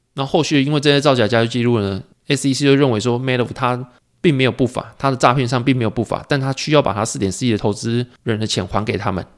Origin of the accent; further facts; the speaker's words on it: Taiwan; also born or lived in Pingtung; 我们是外省长大嘛